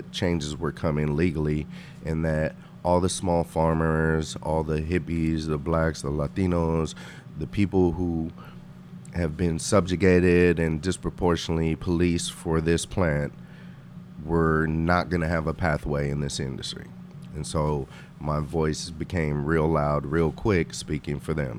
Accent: Oakland, California, United States; also born or lived in Mendocino; I was raised in East Oakland as well as in Mendocino

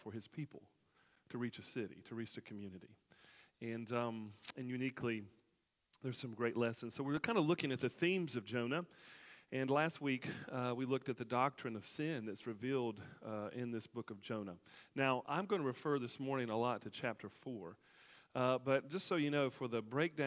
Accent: Alabama, United States; my home state, Alabama

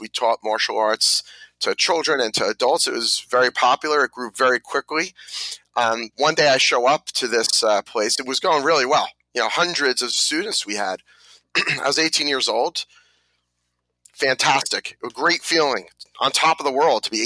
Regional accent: New Jersey, United States; also born or lived in Brooklyn, New York; I was born in Brooklyn, like I think almost everybody else in New Jersey, and raised in New Jersey

